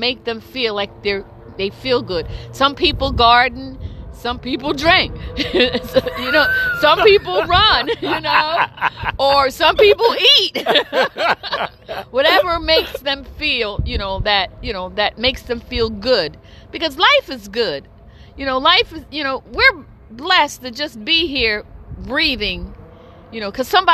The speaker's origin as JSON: {"language": "English", "region": "New Jersey", "country": "United States", "said": "I'm from New Jersey"}